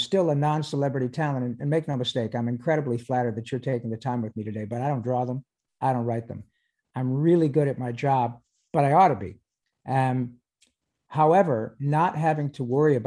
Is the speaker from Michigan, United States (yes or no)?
yes; Michigan, United States; moved away; I grew up in Michigan